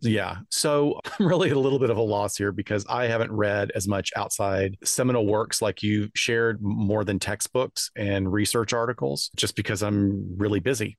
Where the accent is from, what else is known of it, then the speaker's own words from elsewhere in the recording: North Alabama, United States; I grew up in North Alabama